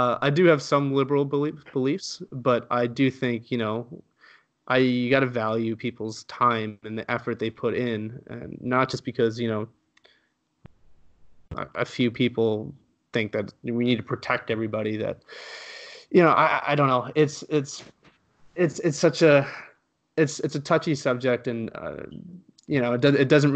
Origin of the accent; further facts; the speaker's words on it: Canada; also born or lived in Halifax, Nova Scotia; I was born in Canada. My parents moved to Canada from Spain